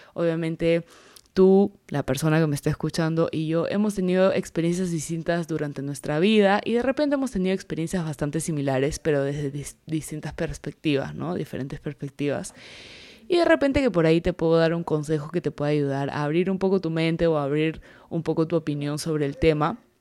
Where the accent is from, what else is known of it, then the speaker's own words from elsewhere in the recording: the Peruvian jungle, Peruvian Amazon, Peru; soy peruana, soy de la selva del Perú